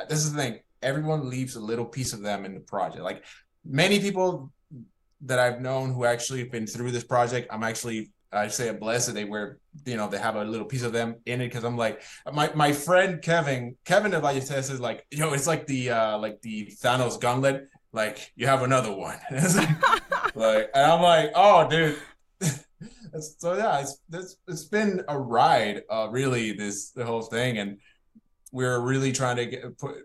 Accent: Puerto Rico; I was born in Puerto Rico

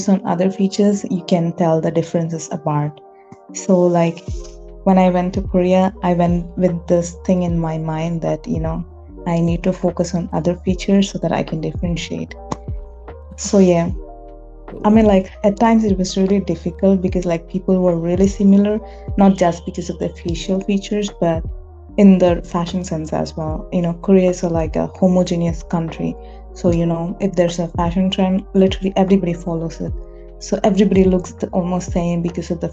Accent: India; I'm Indian

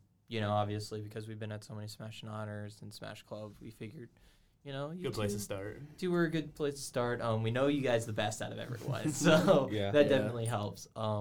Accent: the South, United States; moved away; I'm from the South, so none of my food is up here.

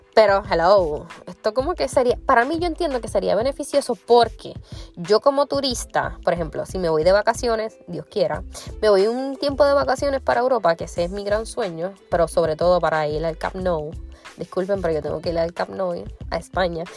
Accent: Puerto Rico; como buena puertorriqueña

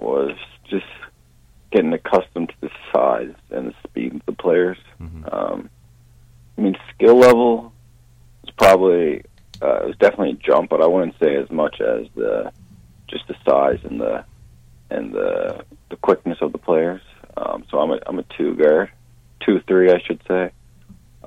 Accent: St. John's, Newfoundland and Labrador, Canada; I'm actually from St. John's, Newfoundland, on the East Coast.

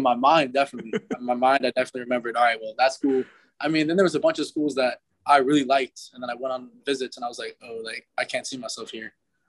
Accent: Manhattan, New York, United States; born there; now in Miami, United States; Yeah. Yeah. I was born in Manhattan, like right in the city. So I mean, weather's all right. I mean, coming from Miami, which right now is probably about 78, a little breezy.

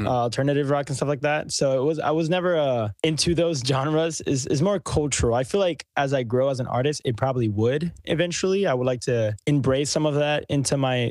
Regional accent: Puerto Rico; moved away as an adult; now in Houston, United States; I was born and raised in Puerto Rico

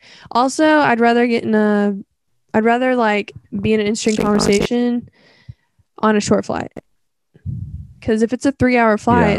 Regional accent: Oklahoma, United States; See, it's fun when you like go somewhere really far from where you're from, because then you're like, they're like, wow, Oklahoma.

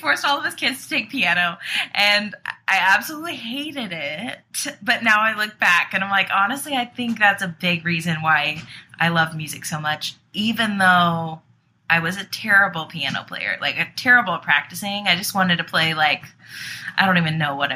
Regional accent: Denton, Texas, United States; now in Nashville, United States; I'm originally from Denton, Texas

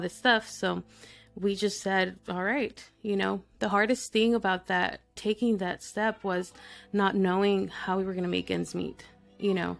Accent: El Paso, Texas, United States; also born or lived in Mexico; So I'm from Texas. I was born in El Paso, Texas.

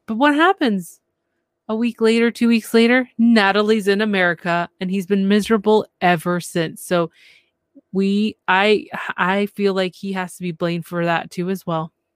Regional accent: Canada; I'm from Canada

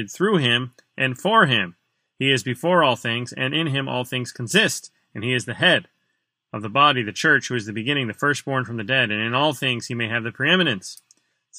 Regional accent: United States; in America as American Christians

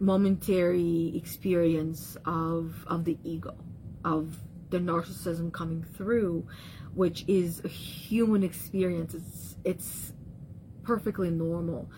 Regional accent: Russia; moved away; being in the childhood areas where I grew up back in Russia

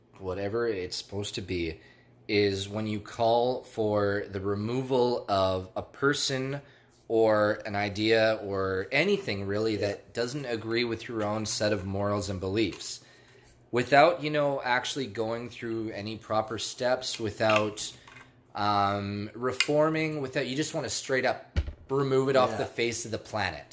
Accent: Canada; I'm Canadian

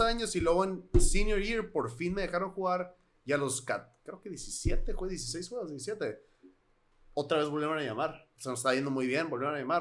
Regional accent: Hermosillo, Sonora, Mexico; cuando nos mudamos, vivíamos en Misión del Sol. Y cuando nos mudamos a Centenario

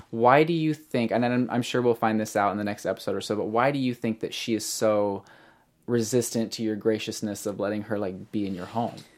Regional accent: Springfield, Missouri, United States; I'm actually from Springfield, Missouri

